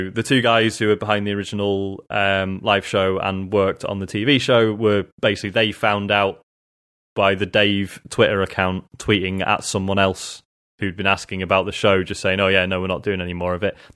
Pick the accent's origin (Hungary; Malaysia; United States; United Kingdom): United Kingdom; when we like you know being British and I suppose in in this case more importantly European